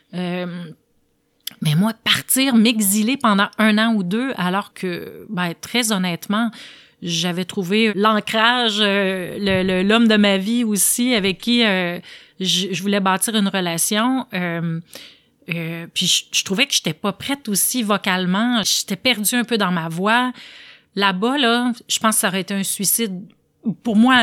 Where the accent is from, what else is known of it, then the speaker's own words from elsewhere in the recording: Quebec, Canada; d'être restée dans mon patelin